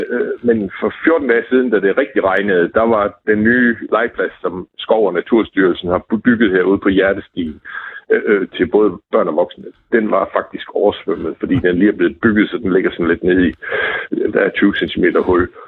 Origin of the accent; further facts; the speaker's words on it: Southern Denmark, Denmark; Jamen, jeg er fra Fyn, så